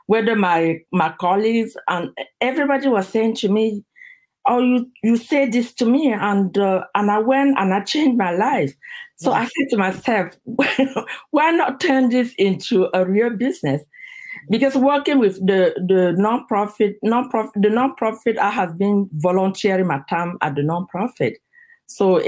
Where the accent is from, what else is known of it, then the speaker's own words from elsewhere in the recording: Cameroon; moved away as an adult; now in United States; I'm originally from Cameroon